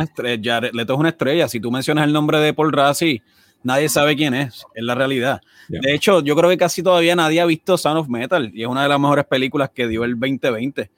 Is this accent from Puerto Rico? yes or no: yes; Puerto Rico; fútbol no es un deporte que nosotros crecimos viendo en Puerto Rico